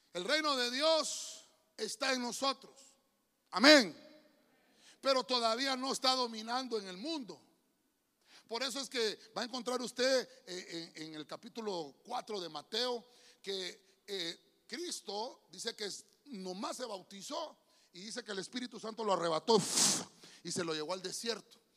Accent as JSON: {"language": "Spanish", "town": "San Pedro Sula", "region": "Cortés", "country": "Honduras", "said": "Yo soy de San Pedro. San Pedro Sauna"}